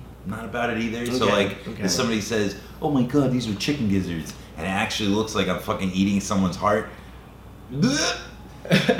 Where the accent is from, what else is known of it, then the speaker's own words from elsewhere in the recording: New York City, New York, United States; We're from the East Coast. We're from New York City